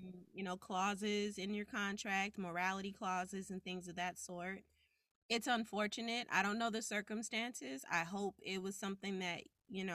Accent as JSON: {"language": "English", "town": "Compton", "region": "California", "country": "United States", "tie": "born or raised there", "also_born_or_lived": "Orange County, California", "said": "Born and raised in Compton, California. Went to high school in Orange County, which is why I have this lovely interview voice"}